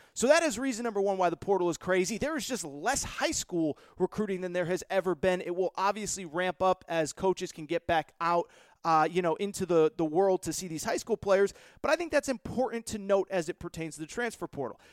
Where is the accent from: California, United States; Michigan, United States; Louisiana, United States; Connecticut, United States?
Connecticut, United States; I grew up in Connecticut, Yukon alum.